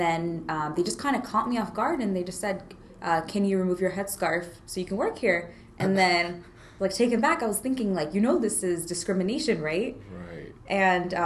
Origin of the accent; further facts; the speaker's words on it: United States; born or raised there